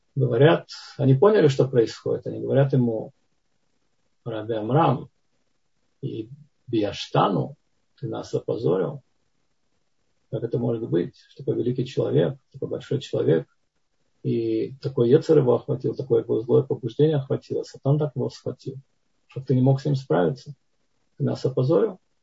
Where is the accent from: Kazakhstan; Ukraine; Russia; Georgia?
Georgia; Tbilisi; moved away; я это вам говорю как не ереванец, а как тбилисец